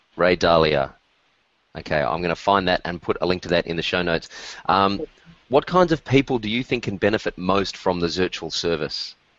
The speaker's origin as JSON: {"language": "English", "country": "Australia", "said": "as an Australian"}